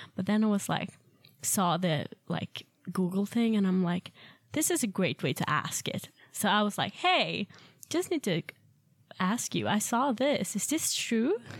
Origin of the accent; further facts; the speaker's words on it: Ystad, Skåne, Sweden; moved away as an adult; I'm from Sweden, uh, in a very small town called Ystad